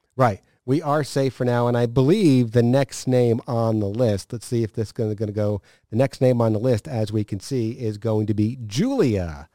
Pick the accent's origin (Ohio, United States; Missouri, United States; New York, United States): New York, United States; upstate; moved away; growing up in upstate New York